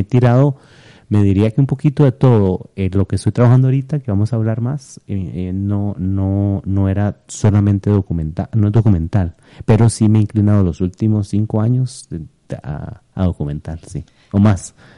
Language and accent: Spanish; Costa Rica; moved away as an adult; also born or lived in eastern United States